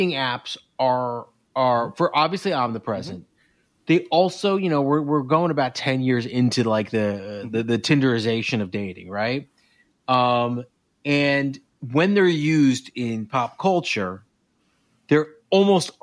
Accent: East Coast, United States; I'm from the East Coast

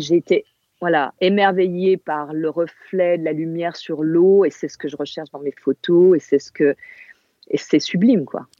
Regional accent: Corsica, France; first language Corsican; French is a second language; moved away; j'étais en Corse et je parlais pas français, je parlais corse avec mes grands-parents.

